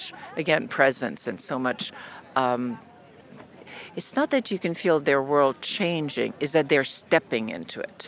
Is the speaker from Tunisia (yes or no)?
yes; Carthage, Tunisia; moved away; my childhood, growing up in North Africa and Tunisia and Carthage